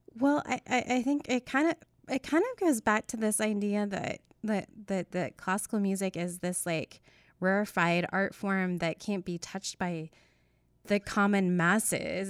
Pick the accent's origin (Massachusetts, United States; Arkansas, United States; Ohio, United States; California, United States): Arkansas, United States; Northwest; growing up in Northwest Arkansas